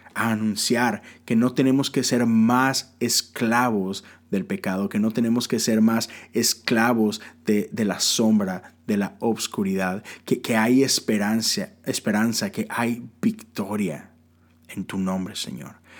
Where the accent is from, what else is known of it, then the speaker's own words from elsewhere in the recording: Mexico; now in United States; yo vivo en los Estados Unidos, ah, pero soy ciudadano de México, aún hasta hoy legalmente soy ciudadano mexicano. Mi acta de nacimiento dice que yo soy mexicano